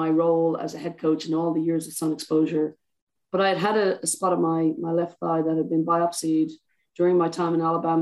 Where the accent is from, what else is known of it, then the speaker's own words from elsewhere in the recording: Ireland; I'm Irish